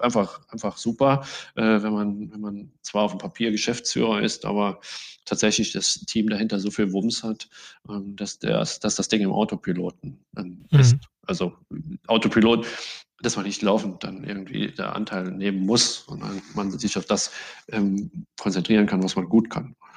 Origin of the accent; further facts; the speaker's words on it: Saarland, Germany; ich bin selber Saarländer